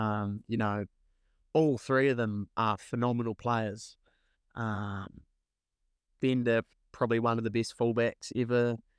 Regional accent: Canterbury, New Zealand; growing up, all my footy had been in Canterbury, whether it be growing up in Kaikwood, Boys High, Canterbury, you know, it was all red and black.

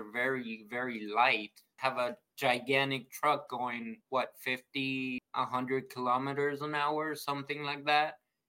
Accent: Houston, Texas, United States; also born or lived in Mexico City, Mexico; I'm from Texas. My family moved from Mexico City to Houston, to Texas. So I'm kind of used to the heat

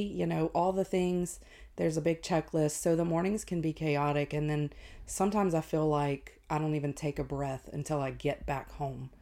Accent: Ville Platte, Louisiana, United States; I was born and raised in Ville Platte, um, which is about 45 minutes north of Lafayette.

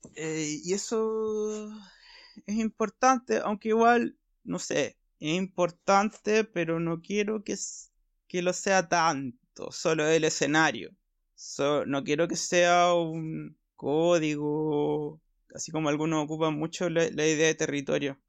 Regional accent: Valparaíso, Chile; also born or lived in Ventanas / Santiago; soy provinciano

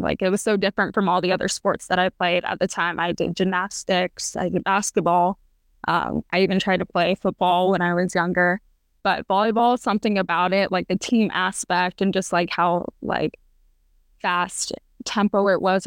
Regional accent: Arizona, United States; moved away as an adult; also born or lived in Oregon; I was born and raised in Arizona

